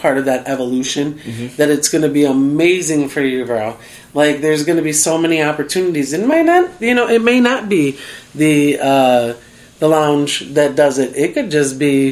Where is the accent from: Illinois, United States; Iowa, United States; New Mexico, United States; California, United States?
Illinois, United States; Chicago; now in Las Vegas, United States; I'm from Chicago, so I'm a househead person